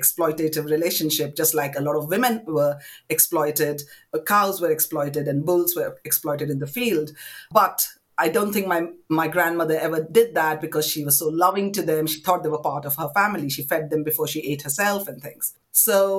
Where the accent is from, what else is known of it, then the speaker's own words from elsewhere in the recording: Kolkata, West Bengal, India; I was born in India, in Calcutta, to parents of South Indian origin